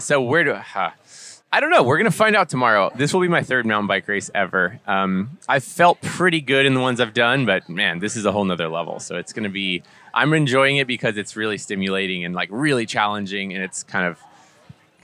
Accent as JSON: {"language": "English", "town": "Austin", "region": "Texas", "country": "United States", "said": "I'm from Austin in Texas"}